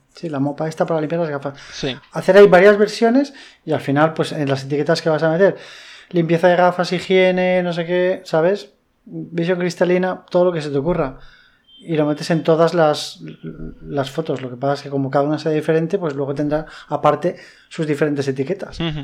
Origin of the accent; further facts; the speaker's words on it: Madrid, Community of Madrid, Spain; now in Valencia, Spain; yo soy madrileño